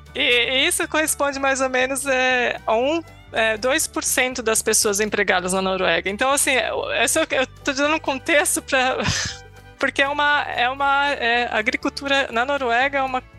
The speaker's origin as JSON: {"language": "Portuguese", "town": "Itu", "region": "São Paulo", "country": "Brazil", "tie": "born or raised there", "moved": "as an adult", "lives_now": "Norway", "said": "eu nasci em Itu, no interior de São Paulo, terra dos exageros, berço da república"}